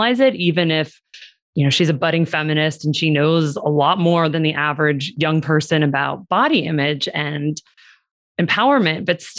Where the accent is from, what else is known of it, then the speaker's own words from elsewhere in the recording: Seattle, Washington, United States; also born or lived in Los Angeles / New York City; now in Las Vegas, United States; I was born in Los Angeles, wound up moving to Seattle, middle school, high school years, did a lot of crazy summer camps, and then moved to Las Vegas for my undergrad